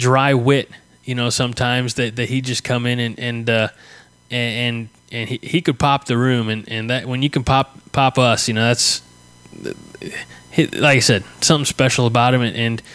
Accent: Southern Illinois, United States; McKendree University, which is 10 minutes from my hometown. I mean, it's right here in Southern Illinois

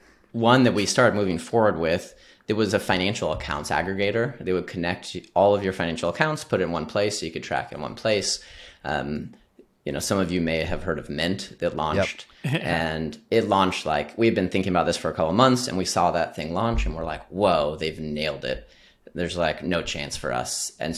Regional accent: Midwest, United States; So I grew up in the Midwest like you, Jesse. Both my parents grew up on farms.

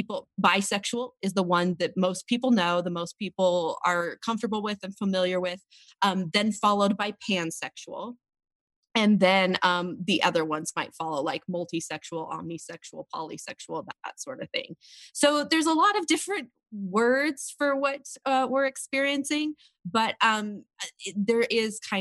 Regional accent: Washington, United States; now in Provo, United States; So I am originally from Washington State, but I live now in Provo, Utah

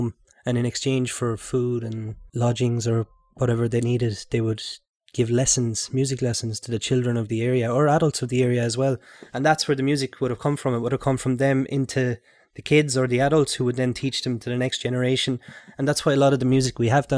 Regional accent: County Clare, Ireland; I'm from County Clare as well

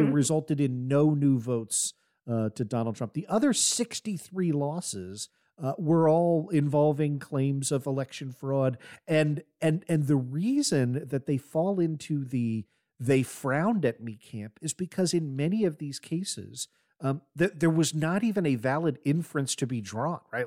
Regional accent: United States; as an American since nine eleven

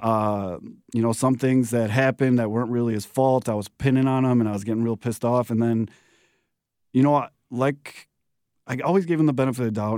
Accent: Chicago, Illinois, United States; also born or lived in Florida / Bridgeport, Chicago; I grew up in the Beverly Mount Greenwood area

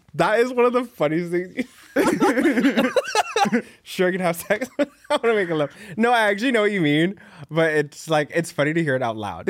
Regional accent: Dallas, Texas, United States; moved away as an adult; now in New York City, United States; I grew up in, like, a suburb of Dallas

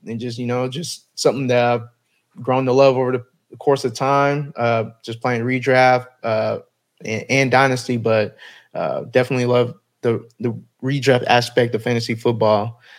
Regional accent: Dallas, Texas, United States; I'm born and raised in Dallas, Texas, so you already know I'm a Cowboys fan.

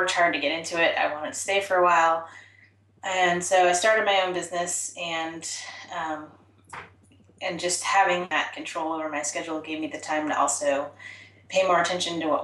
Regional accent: Portland, Oregon, United States; I'm originally from Portland and raised here.

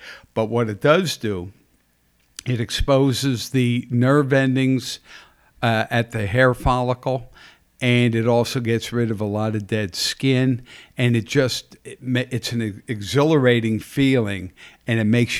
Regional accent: Pottsville, Pennsylvania, United States; But it's because the only reason you didn't is because we're from Pottsville, and they gave it to a guy from up in that area.

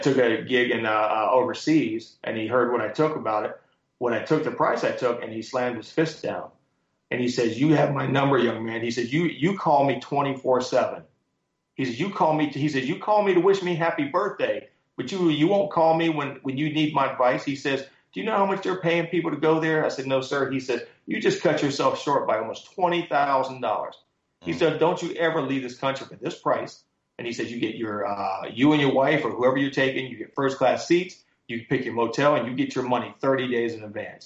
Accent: Columbus, Ohio, United States; I grew up in Columbus, Ohio

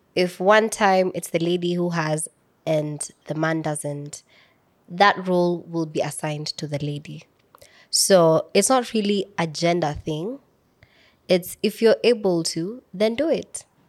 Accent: Samburu County, Kenya; I'm from Samburu County

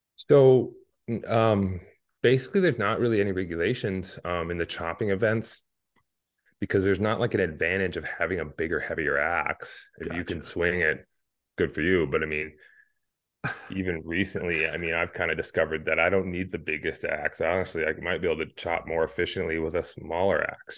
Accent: Hayward, Wisconsin, United States; my hometown of Hayward

